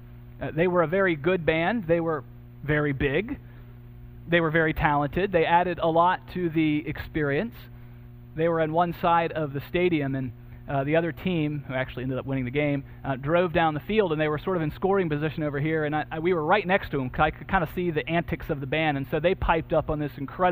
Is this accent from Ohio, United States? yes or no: no; Georgia, United States; growing up in Georgia